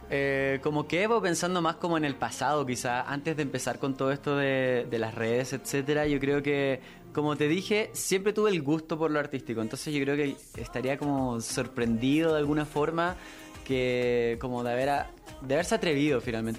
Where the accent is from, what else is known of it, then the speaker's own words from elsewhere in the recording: Santiago, Santiago Metropolitan Region, Chile; vengo de Chile, soy de Santiago